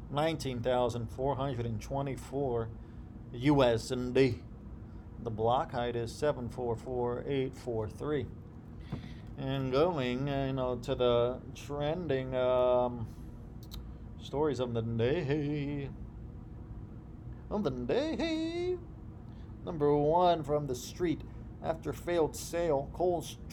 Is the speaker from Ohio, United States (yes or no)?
yes; Ohio, United States; I grew up in Ohio